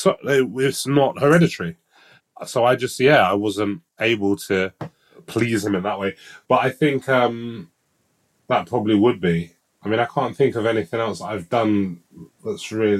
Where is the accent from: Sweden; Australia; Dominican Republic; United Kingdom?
United Kingdom; London; I grew up in East London